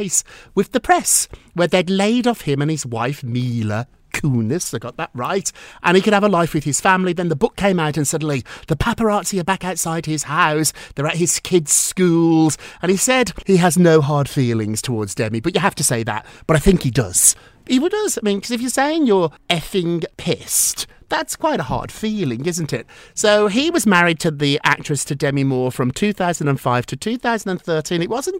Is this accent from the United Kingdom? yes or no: yes; United Kingdom; now in United States; 25 years ago, he was one of my first clients, and I came from Britain, so I'd never actually watched Melrose Place